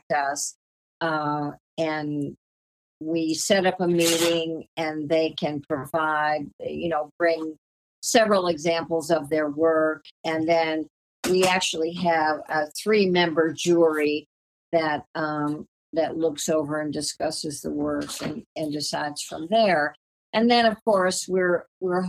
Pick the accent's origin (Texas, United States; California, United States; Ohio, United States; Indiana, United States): Ohio, United States; Cleveland; moved away; also born or lived in Southwest Virginia / New Orleans / Taos, New Mexico; I was born in Southwest Virginia. I was reared in Cleveland, Ohio